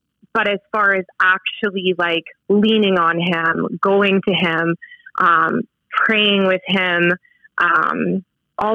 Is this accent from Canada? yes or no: yes; Saskatoon, Saskatchewan, Canada; I grew up in Saskatoon, so very close to where we live now.